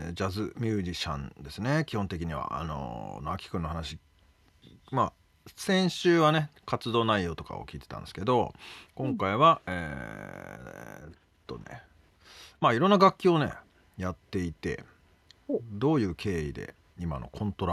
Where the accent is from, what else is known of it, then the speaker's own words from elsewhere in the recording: Tottori, Japan; now in New York, United States; まず生まれは生まれは鳥取県です鳥取県の何市鳥取市小山町です